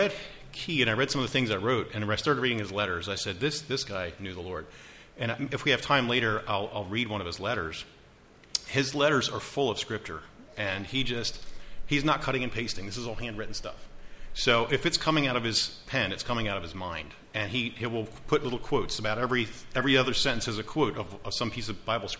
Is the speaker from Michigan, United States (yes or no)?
no; Baltimore, Maryland, United States; now in Wrightsville, United States; I grew up in Maryland. As a kid, I would climb a tree in our backyard, and we were about 5 miles from the Inner Harbor of Baltimore.